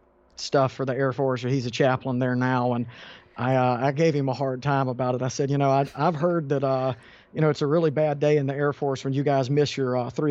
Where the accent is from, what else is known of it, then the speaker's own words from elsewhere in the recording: South Carolina, United States; I was born and raised in South Carolina. Although I am one of those rare South Carolinians that's a Georgia Bulldogs fan